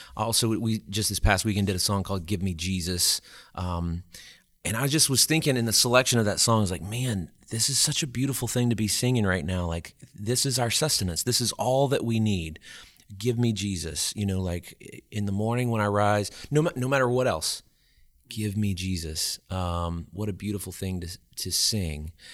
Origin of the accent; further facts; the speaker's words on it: Alexandria, Louisiana, United States; moved away as an adult; also born or lived in Baton Rouge, Louisiana / Natchitoches, Louisiana; Well, I'm from Alexandria, Louisiana originally, which is, is not too far, terribly far from here. And, uh, I was born and raised there